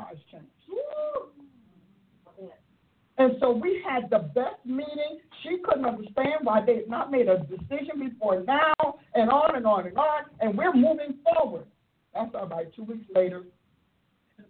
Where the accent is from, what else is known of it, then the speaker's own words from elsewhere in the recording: Newark, New Jersey, United States; I was raised in Newark, New Jersey.